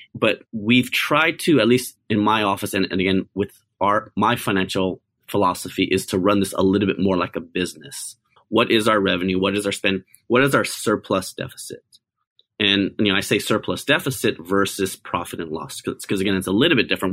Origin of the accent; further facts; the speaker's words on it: United States; I'm an Asian American. I was born in America